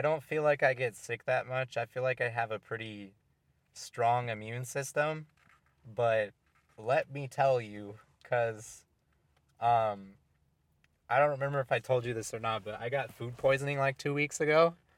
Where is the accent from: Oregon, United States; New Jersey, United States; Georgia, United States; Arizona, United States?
Oregon, United States; moved away; when I was growing up in Oregon before I moved here